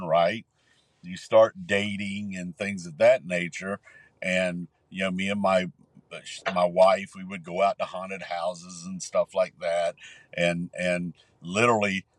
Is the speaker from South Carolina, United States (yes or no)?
yes; Columbia, South Carolina, United States; I grew up here in Columbia, and we we grew up in a neighborhood called Woodfield Park